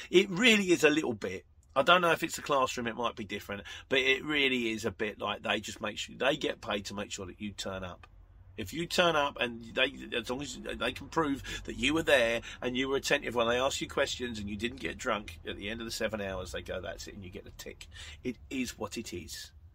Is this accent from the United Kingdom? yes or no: yes; Luton, East of England, United Kingdom; I am from Luton